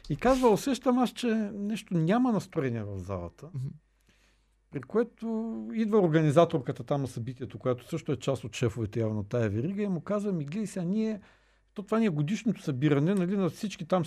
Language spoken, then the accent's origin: Bulgarian; Bulgaria; аз слушай, като българин, аз го